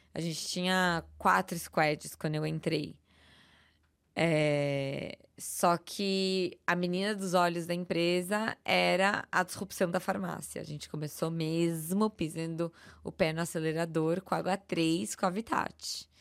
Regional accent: São Paulo, Brazil; eu sou paulista, paulistana, nascida, criada, vivida

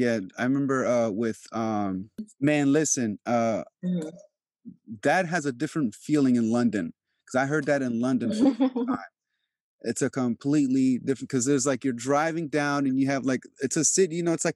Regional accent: Albania; born or raised there; moved away

